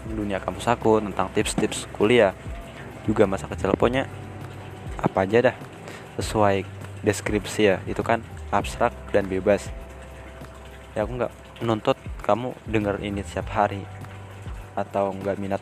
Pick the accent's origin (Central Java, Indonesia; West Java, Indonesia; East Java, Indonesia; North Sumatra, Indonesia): West Java, Indonesia; Depok; now in Yogyakarta, Indonesia; aku asli Depok separuh hidupku itu di Depok sana cuma sekarang aku lagi di Jogja sejak tahun 2010